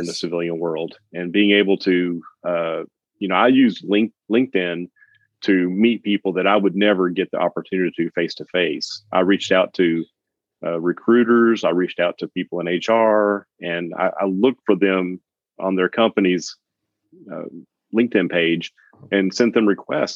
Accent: Knoxville, Tennessee, United States; moved away as an adult; also born or lived in Jacksonville, Florida; It's my hometown where I'm where I was born and raised

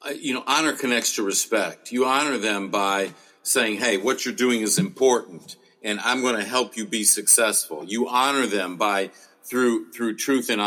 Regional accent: United States

